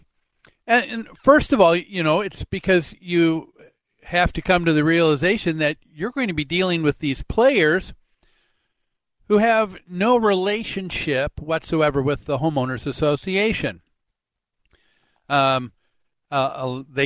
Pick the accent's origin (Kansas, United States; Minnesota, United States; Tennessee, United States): Minnesota, United States; Medicine Lake; growing up on Medicine Lake